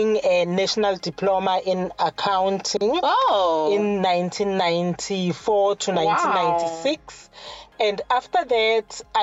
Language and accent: English; Katlehong, Gauteng, South Africa; I was born in Katlehong in the East Rand, Egurulweni. Yeah. And I was brought up by a single parent.